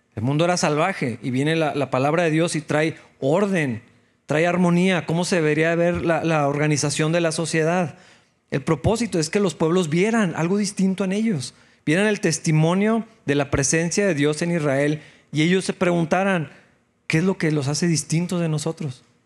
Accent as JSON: {"language": "Spanish", "country": "Mexico", "said": "así como muchos mexicanos"}